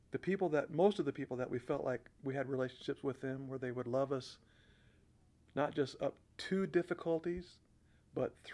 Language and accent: English; Corvallis, Oregon, United States; when we talk about the church that we were raised up in in Corvallis